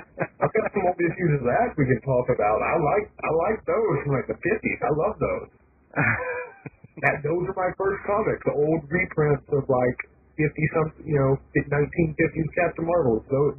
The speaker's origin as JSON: {"language": "English", "region": "Alabama", "country": "United States"}